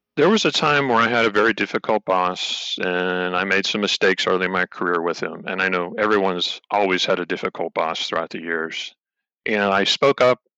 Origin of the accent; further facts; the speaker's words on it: Finleyville, Pennsylvania, United States; I grew up in a town called uh, Finleyville, PA, which is in the, the western part of the state, just below Pittsburgh